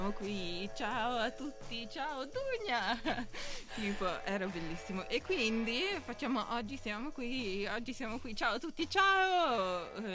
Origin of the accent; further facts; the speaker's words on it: Trento, Trentino-Alto Adige, Italy; anche se siamo di Trento